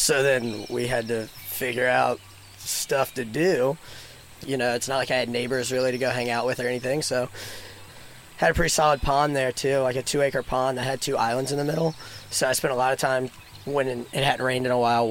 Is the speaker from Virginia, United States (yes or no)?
yes; Sedley, Virginia, United States; So I grew up in Sedley, Virginia. It's a teeny tiny little town in the Tidewater area